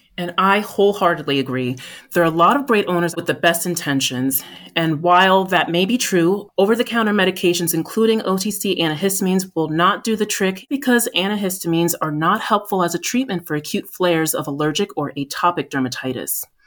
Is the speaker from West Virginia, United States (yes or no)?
no; New Jersey, United States; also born or lived in Boston, Massachusetts; I've always lived in the Northeast U S, born and raised in New Jersey